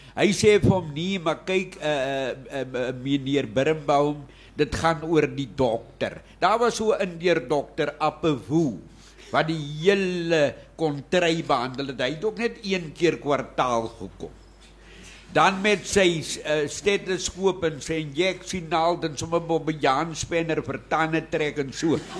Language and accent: Afrikaans; Witte Kleibos, Eastern Cape, South Africa; plek se naam is eintlik Witte Kleibos in die Tsitsikamma. Daar is my geboorteplek. Daar is ek geformeer en gevorm